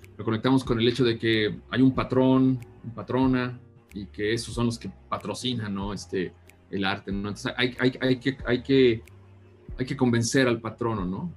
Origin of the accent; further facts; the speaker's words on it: San Luis de la Paz, Guanajuato, Mexico; soy originario de un pueblo en Guanajuato que se llama San Luis de la Paz